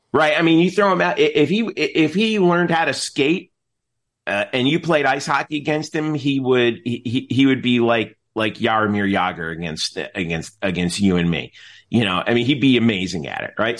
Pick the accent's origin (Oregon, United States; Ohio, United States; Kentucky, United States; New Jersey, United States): New Jersey, United States; Nutley; moved away; I'm from Nutley.